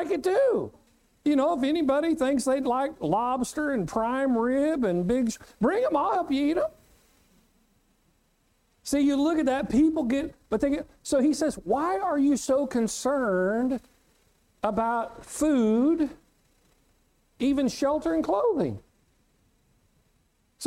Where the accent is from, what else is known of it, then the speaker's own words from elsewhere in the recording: Winfield, Kansas, United States; when I was a kid growing up in Winfield, Kansas